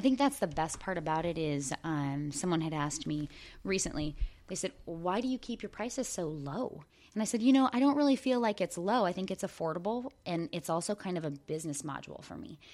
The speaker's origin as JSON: {"language": "English", "town": "Port Angeles", "region": "Washington", "country": "United States", "tie": "born or raised there", "said": "the town that I was raised"}